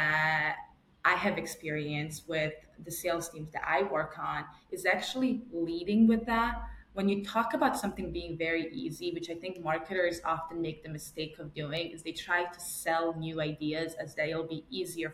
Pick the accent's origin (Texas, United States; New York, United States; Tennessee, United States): New York, United States; I'm still a New Yorker